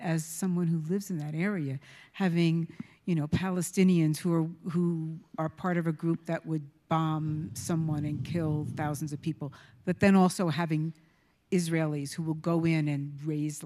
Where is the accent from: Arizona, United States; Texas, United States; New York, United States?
New York, United States; I'm also from New York